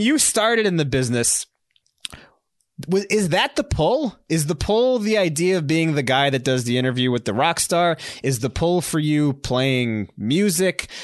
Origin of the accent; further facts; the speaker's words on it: New York City, New York, United States; I'm a New Yorker